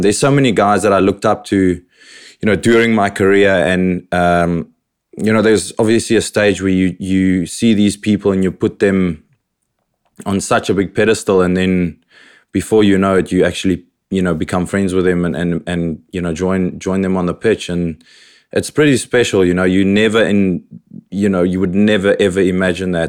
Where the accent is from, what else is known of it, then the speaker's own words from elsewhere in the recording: Robertson, Western Cape, South Africa; also born or lived in Paarl; now in United Kingdom; My childhood, I was born in Paul. Shortly after that, we moved to Robertson, where I basically grew up